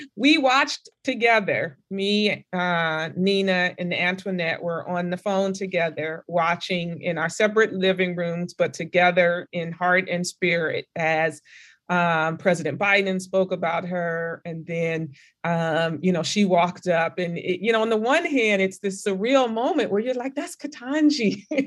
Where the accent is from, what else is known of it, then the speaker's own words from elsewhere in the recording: California, United States; moved away as an adult; I'm from California